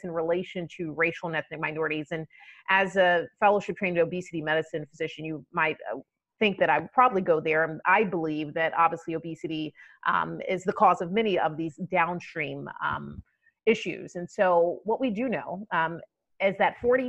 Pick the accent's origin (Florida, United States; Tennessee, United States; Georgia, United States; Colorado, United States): Georgia, United States; Atlanta; now in Boston, United States; I grew up in Atlanta